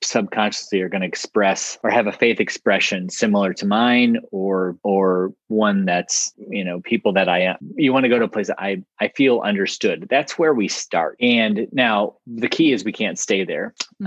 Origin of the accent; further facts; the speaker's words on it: Ohio, United States; I grew up up in Ohio, you know, kind of mid Midwest